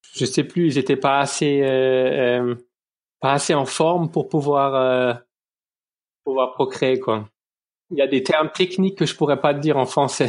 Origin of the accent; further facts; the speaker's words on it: Lorraine, Moselle, Grand Est, France; moved away as an adult; now in Ludwigshafen, Germany; je viens de Lorraine, de, de Moselle